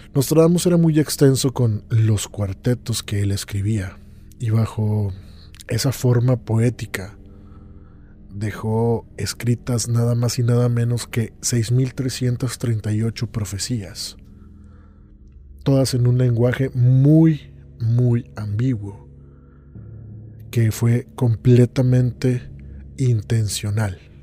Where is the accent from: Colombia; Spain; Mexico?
Mexico; Monterrey, Nuevo León; Aún en México, mi ciudad natal Monterrey